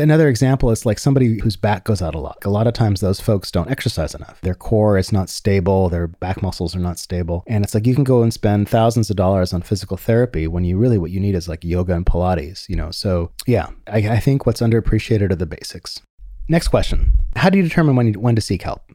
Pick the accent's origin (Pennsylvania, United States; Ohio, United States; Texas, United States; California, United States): California, United States; San Francisco; I'm from San Francisco